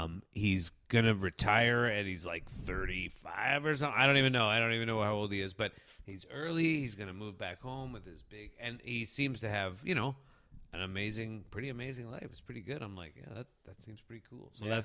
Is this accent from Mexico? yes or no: no; Canada; as a Canadian